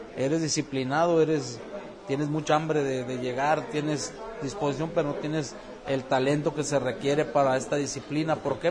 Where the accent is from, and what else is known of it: Mexico; born or raised there; moved away as an adult; now in San Diego, United States